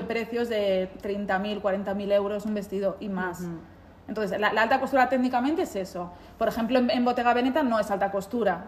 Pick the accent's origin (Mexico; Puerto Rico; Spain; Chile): Spain; moved away as an adult; now in Milan, Italy; yo vengo de España